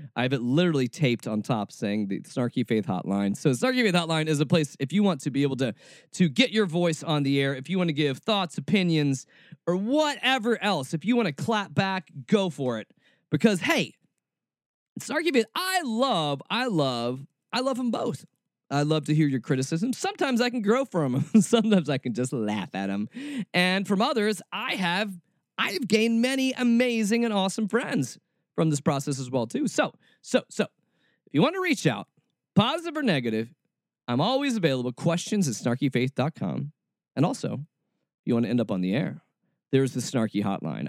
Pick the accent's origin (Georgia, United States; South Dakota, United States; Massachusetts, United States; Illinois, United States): Georgia, United States; Atlanta; I was born in Atlanta, Georgia, and raised there.